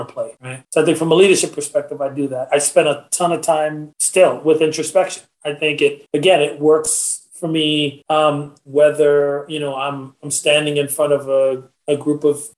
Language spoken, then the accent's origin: English; Trinidad & Tobago; I'm a Trinidadian